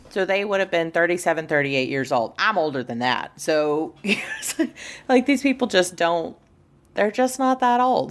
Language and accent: English; United States; I'm American